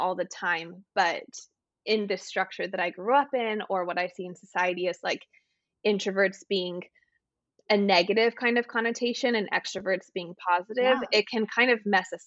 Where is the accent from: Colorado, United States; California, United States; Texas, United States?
Texas, United States; moved away; I'm from Texas originally, and I have lived in places with long winters